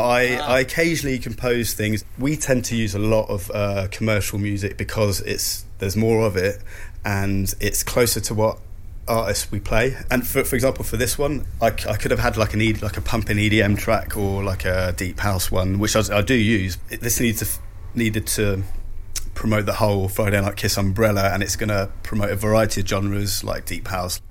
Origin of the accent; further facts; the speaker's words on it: Switzerland; now in United Kingdom; I grew up in Switzerland